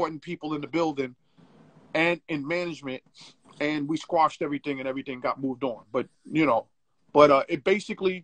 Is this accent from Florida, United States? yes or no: no; New York City, New York, United States; you gotta understand where I come from, bro. I come from Bed-Stuy.